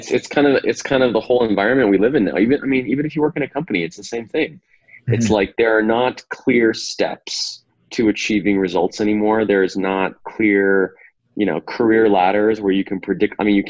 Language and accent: English; California, United States; also born or lived in Eastern Ukraine; I was raised in California